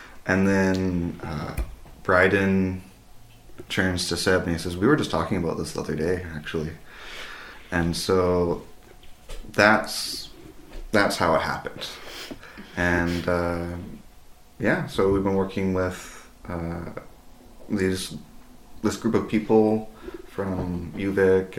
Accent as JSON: {"language": "English", "town": "Alert Bay", "region": "British Columbia", "country": "Canada", "said": "I come from Alert Bay."}